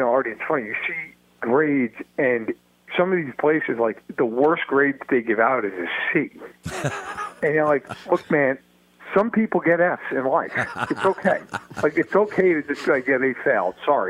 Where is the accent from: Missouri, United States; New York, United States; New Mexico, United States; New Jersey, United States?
New York, United States; You know, I am a New Yorker. I'm from New York.